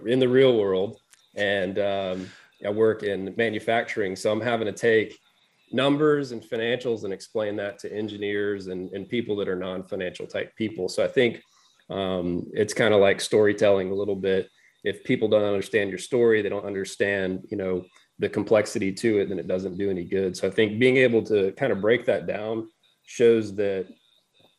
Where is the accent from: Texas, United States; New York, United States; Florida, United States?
Florida, United States; Northwest; moved away as an adult; now in Alabama, United States; I grew up in Northwest Florida